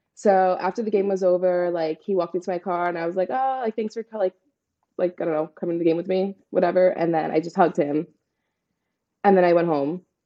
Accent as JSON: {"language": "English", "town": "New York City", "region": "New York", "country": "United States", "said": "I'm from Staten Island, New York"}